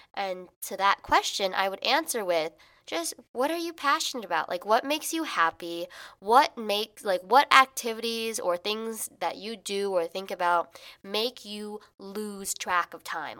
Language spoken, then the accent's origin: English; Illinois, United States; moved away as an adult; now in New York, United States; I am from Illinois